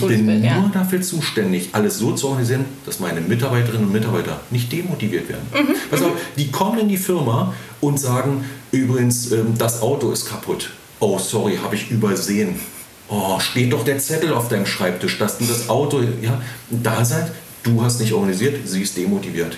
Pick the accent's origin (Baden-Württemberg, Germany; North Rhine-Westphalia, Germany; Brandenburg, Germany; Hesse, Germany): Brandenburg, Germany; Spreewald; bin ich gebürtig aus dem Spreewald, mhm. südlich von Berlin, mhm. auf dem Dorf.